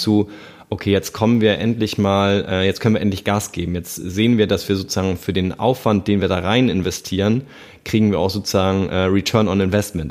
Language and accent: German; Hamburg, Germany; ich komme ja aus Hamburg